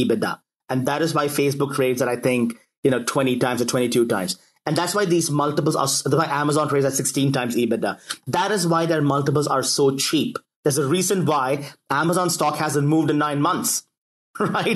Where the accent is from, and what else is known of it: United States